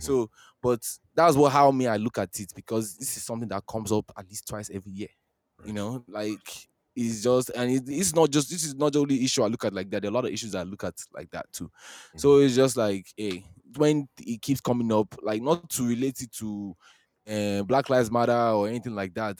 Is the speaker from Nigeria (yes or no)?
yes; Nigeria; now in United States; we're all Nigerian